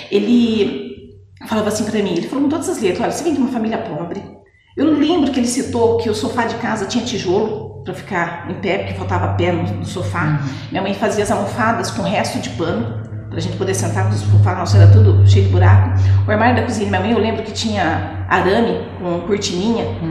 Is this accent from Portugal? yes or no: no; Mogi Mirim, São Paulo, Brazil; also born or lived in Pedreira / Jaguariúna; sou nascida em Mojimirim, sim. Uhum. Nasci dia 3 de outubro de 74, tenho 45 anos. Ah, nasci na Vila Bianchi, com apenas dois anos de idade, nós mudamos para o Santa Luzia